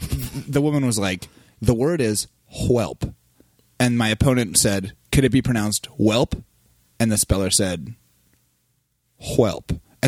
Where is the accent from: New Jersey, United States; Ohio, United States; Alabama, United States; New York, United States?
Ohio, United States; I am from Ohio